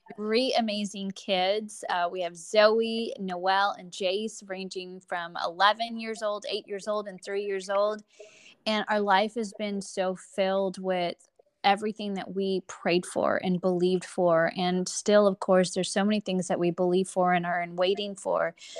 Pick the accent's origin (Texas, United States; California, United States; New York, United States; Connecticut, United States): Texas, United States; I'm born and raised here in America. I am, um, a Texan through and through